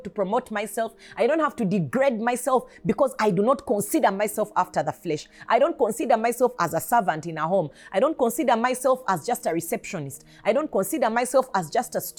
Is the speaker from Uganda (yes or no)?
yes; Uganda; I am not just a Ugandan. I am a kingdom citizen who happened to be born in Uganda